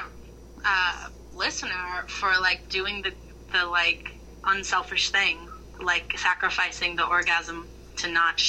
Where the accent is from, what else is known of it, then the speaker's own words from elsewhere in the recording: Midwest, United States; Obviously, I grew up in the Midwest.